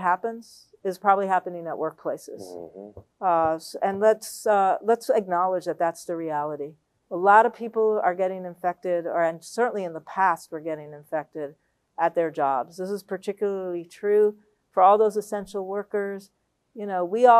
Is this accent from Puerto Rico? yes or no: yes; Puerto Rico; now in Los Angeles, United States; I come from Puerto Rico